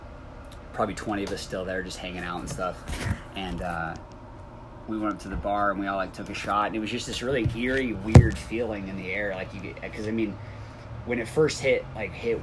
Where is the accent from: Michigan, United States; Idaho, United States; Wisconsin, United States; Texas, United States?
Idaho, United States; Coeur d'Alene; I'm from Coeur d'Alene, Idaho